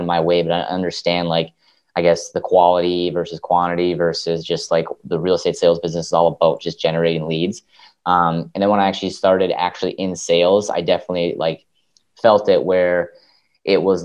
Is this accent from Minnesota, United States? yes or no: yes; Minnesota, United States; I'm in Minneapolis, Minnesota, born and raised in Minnesota